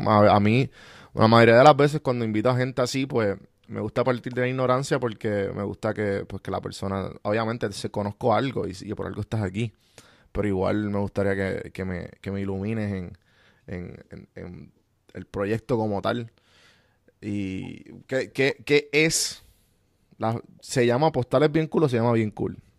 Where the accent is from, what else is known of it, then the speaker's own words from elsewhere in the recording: Puerto Rico; moved away; estoy fuera de Puerto Rico y cada vez que me doy un café de mi tierra borincana